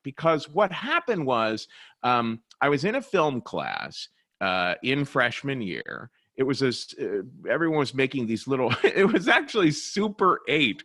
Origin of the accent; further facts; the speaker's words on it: Cincinnati, Ohio, United States; moved away as an adult; also born or lived in New York; I was born and raised in Cincinnati, Ohio